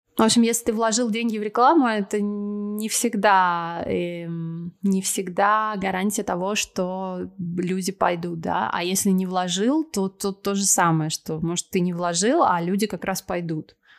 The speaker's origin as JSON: {"language": "Russian", "country": "Russia", "also_born_or_lived": "Moscow, Russia", "moved": "as an adult", "lives_now": "Argentina", "said": "душа у меня русская"}